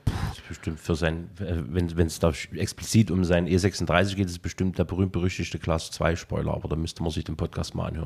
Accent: Saxony, Germany; also born or lived in Leipzig; 89 war ein sehr, sehr geburtenstarkes Jahr bei uns, äh, zumindest bei uns in, in, in Sachsen gewesen.

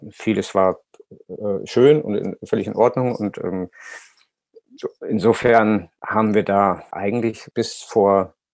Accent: Hamburg, Germany; wir kommen aus Hamburg, dann ist es eh, in den Norden zu fahren, ähm, lag für uns immer sehr nahe

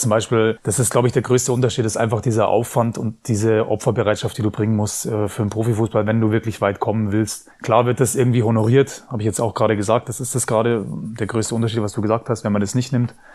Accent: Prien am Chiemsee, Bavaria, Germany; das ist mein Heimatverein, also auch mein, mein Heimatort, wo ich geboren bin und aufgewachsen bin

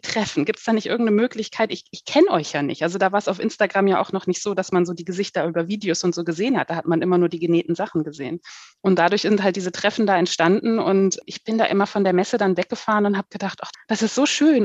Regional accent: Hanover, Lower Saxony, Germany; moved away as an adult; now in Heidelberg-Mannheim area, Germany; Ich komme ursprünglich aus, aus dem Norden, aus Hannover

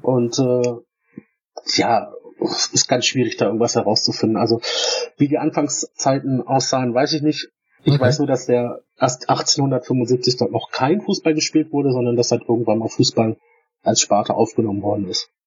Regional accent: Stuttgart, Baden-Württemberg, Germany; ich komme ja aus, aus dem Raum Stuttgart

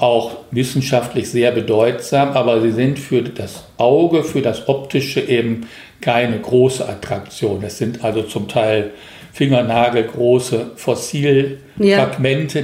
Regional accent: Rhineland, Germany; moved away as an adult; now in Korbach, Germany; Ich komme ja aus dem Rheinland

